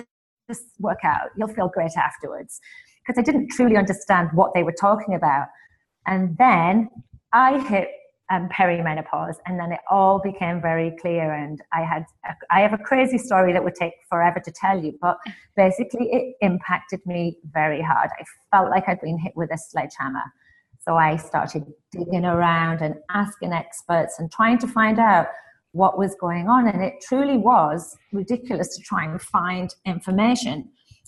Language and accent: English; England, United Kingdom; also born or lived in Canada; now in Houston, United States; I'm originally from England via Canada and now in Houston, just in case the accent confuses anybody.